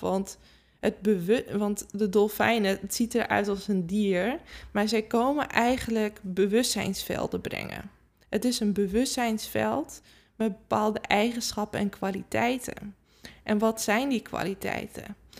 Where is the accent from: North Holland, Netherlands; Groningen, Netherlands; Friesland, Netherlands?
Friesland, Netherlands; ik kom zelf natuurlijk uit Friesland. We hebben altijd paarden gehad